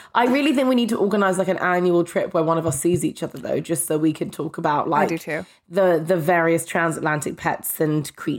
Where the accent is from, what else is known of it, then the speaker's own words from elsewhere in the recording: London, United Kingdom; But I'm from London.